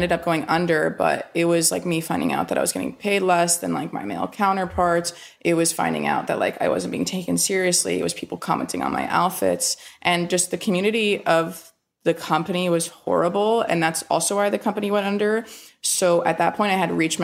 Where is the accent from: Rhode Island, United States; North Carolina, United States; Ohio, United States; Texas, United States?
North Carolina, United States; not a ton of my friends growing up in North Carolina in high school were in therapy